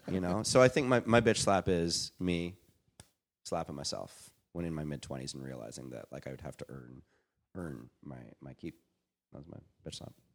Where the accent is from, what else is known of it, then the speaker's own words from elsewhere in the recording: Canada; moved away as an adult; now in Los Angeles, United States; I'm Canadian